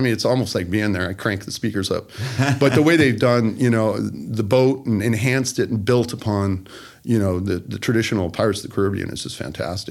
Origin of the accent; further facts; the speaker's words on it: Florida, United States; moved away; I was born in Florida, but I hadn't been back in, you know, 20, 30 years.